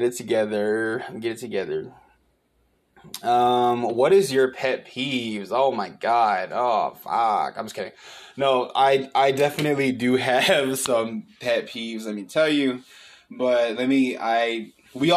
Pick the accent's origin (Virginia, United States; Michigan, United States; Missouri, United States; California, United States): Michigan, United States; Pontiac; also born or lived in Waterford, Michigan / Lake Orion Township, Michigan / Auburn Hills, Michigan; now in Texas, United States; I'm from Michigan. I was born and raised there. I'm from Pontiac, Michigan